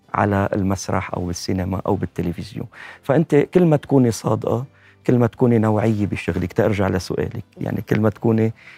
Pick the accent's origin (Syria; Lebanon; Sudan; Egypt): Lebanon; أنا من متابعينكم من لبنان